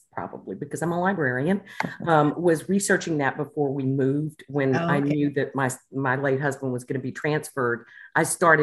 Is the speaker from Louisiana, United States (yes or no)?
yes; Louisiana, United States; moved away as an adult; also born or lived in Fort Worth, Texas / Huntsville, Alabama / Knoxville, Tennessee / Houston, Texas; now in Texas, United States; my hometown in Louisiana.